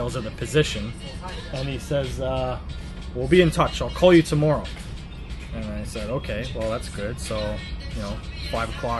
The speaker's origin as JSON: {"language": "English", "country": "Canada", "moved": "as an adult", "lives_now": "Zhuhai, China"}